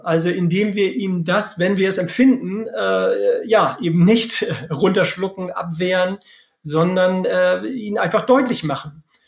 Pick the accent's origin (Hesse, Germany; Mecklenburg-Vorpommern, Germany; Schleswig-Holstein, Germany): Schleswig-Holstein, Germany; Lübeck; moved away as an adult; now in Bielefeld, Germany; bin ja auch gebürtiger Lübecker